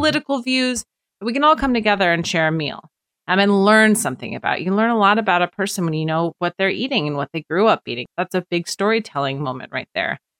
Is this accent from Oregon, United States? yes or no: yes; Portland, Oregon, United States; moved away as an adult; now in Apex, United States; I'm from Portland originally, and, and my husband's from Washington State. So he had already moved. I had never moved in my entire life, lived within twenty mile radius